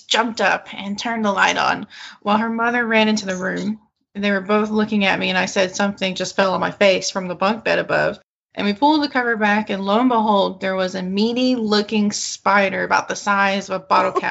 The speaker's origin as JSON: {"language": "English", "region": "Arkansas", "country": "United States", "said": "I am from Eastern Arkansas, and the birthday party was about 20 minutes outside of Stuttgart, Arkansas"}